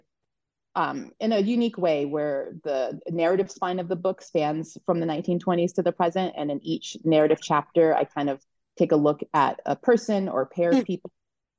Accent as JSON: {"language": "English", "region": "Colorado", "country": "United States", "tie": "born or raised there", "said": "I grew up in Colorado, as part of a family that originated in Alabama"}